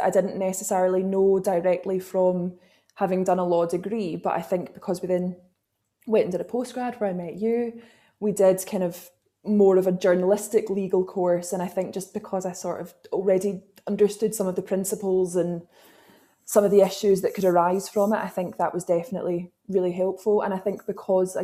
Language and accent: English; Glasgow, Scotland, United Kingdom; I grew up in Glasgow